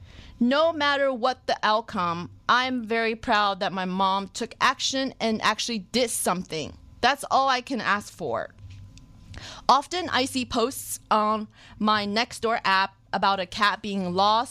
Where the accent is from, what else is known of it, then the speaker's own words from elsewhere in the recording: New Jersey, United States; my hometown, New Jersey